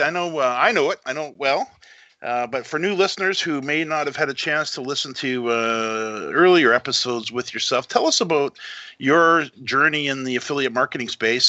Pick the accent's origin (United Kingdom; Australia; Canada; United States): Canada; also born or lived in Vancouver; I'm a Canadian in Vancouver